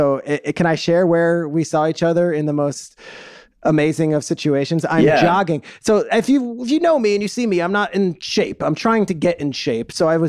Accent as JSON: {"language": "English", "town": "New York City", "region": "New York", "country": "United States", "said": "this from New York City, where I would never leave in a million years if I didn't have to, because I'm a New Yorker."}